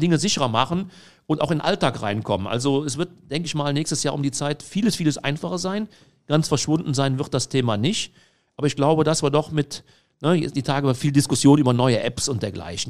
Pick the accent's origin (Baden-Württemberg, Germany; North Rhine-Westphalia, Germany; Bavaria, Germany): North Rhine-Westphalia, Germany; Heinsberg district; ich komme aus dem Kreis Heinsberg